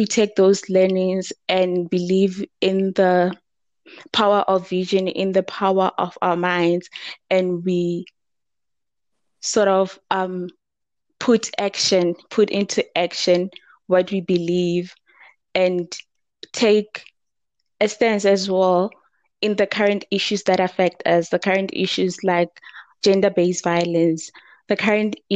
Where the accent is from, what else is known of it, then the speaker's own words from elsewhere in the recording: Thaba Nchu, Free State, South Africa; I'm from the Free State in Tabanchu